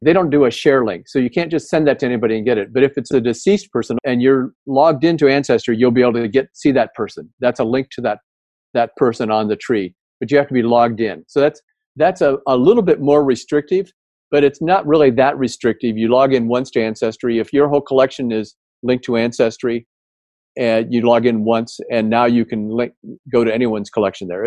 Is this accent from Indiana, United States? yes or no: yes; Indiana, United States; I grew up in Indiana